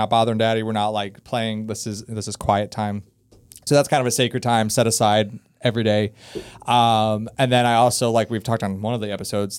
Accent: Ohio, United States; So I'm from Ohio.

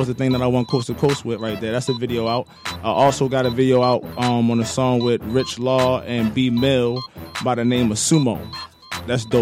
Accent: Baltimore, Maryland, United States; moved away; I'm from Baltimore, Maryland. I came here, didn't know a soul

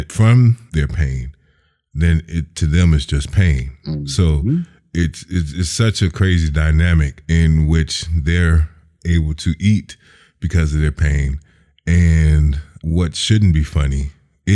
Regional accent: Chicago, Illinois, United States; growing up in Chicago

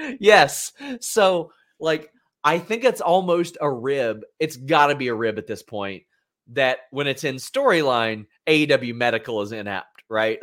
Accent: Lexington, Kentucky, United States; my hometown airport

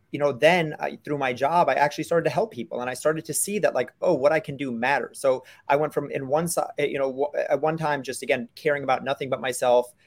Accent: New York City, New York, United States; I, I grew up in New York City

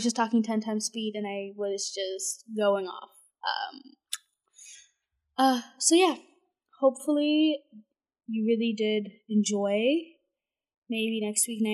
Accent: Canada; I'm Canadian

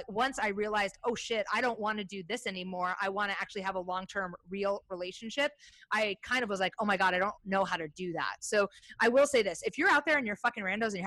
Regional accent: Midwest, United States; I grew up in the Midwest, but I was like, you know, I didn't go to school with a bunch of kids that got married at 18

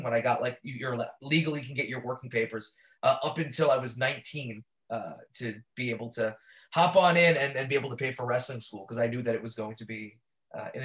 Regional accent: New York City, New York, United States; I grew up born and raised in Brooklyn

